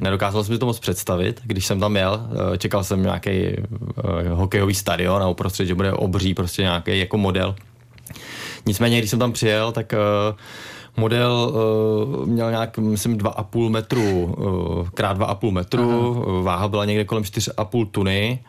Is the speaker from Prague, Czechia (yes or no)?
no; Hradec Králové, Hradec Králové Region, Czechia; jsme tady z Hradce nebo z, z Královéhradeckého kraje